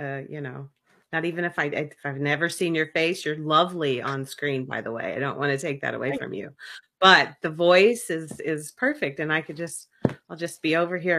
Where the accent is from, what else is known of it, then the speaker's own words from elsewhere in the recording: the South, United States; accent: Southern; like my Southern accent versus a British accent versus any other accent.